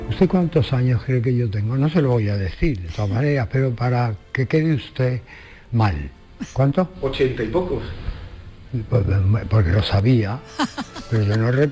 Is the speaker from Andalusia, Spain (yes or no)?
yes; Andalusia, Spain; Yo que no nací en Andalucía soy una de las personas más andaluzas que conozco de todos los tiempos. Y andaluza por dentro. No es que me guste Andalucía del todo, porque precisamente soy andaluz.